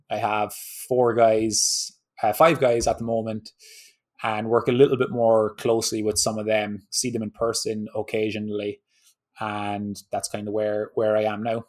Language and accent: English; Ireland; moved away as an adult; now in Southern California, United States; I grew up in Ireland